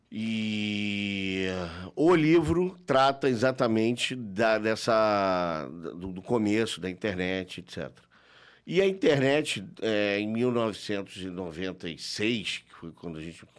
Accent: Rio de Janeiro, Brazil; also born or lived in Brasília; eu passei a minha adolescência na Zona Sul do Rio de Janeiro.

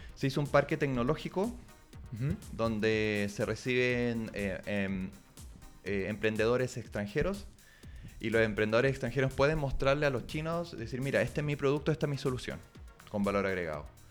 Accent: Chile; moved away as an adult; also born or lived in China; Uno también como chileno, como medio extranjero, eh, occidental

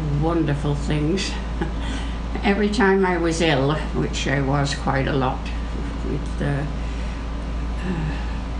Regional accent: Salford, North West England, United Kingdom; now in Hamilton, Canada; In England, in a place called Salford, which is basically attached to Manchester.

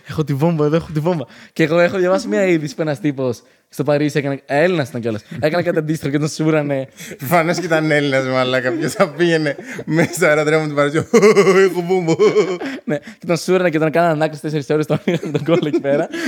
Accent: Ioannina, Epirus, Greece; Είμαστε από Γιάννενα.

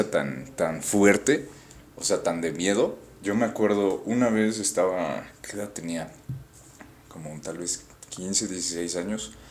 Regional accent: Yucatán, Mexico; born there; Sí, nací en Yucatán, pero no soy yucateco.

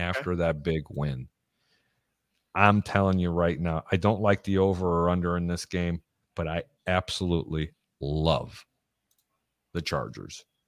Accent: Chicago, Illinois, United States; I'm from Chicago

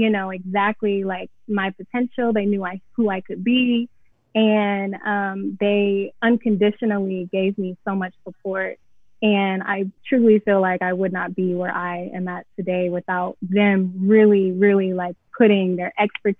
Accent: Atlanta, Georgia, United States; moved away as an adult; also born or lived in Cincinnati, Ohio; I'm from Atlanta, Georgia. I went to Pebble Brook High School.

